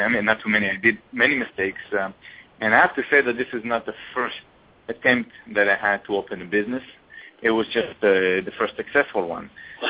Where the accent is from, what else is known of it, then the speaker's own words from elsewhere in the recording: Israel; moved away as an adult; now in United States; I came from Israel. I finished the military in Israel, and I basically came to study.